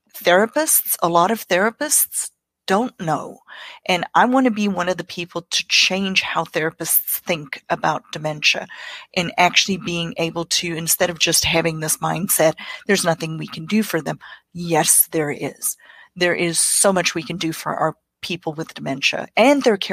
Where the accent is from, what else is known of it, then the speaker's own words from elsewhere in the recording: South Africa; English is a second language; moved away as an adult; now in South Carolina, United States; I grew up in South Africa.